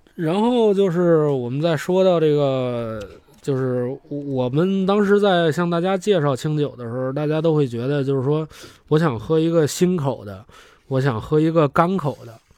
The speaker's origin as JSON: {"language": "Chinese", "country": "China", "said": "我们中国人"}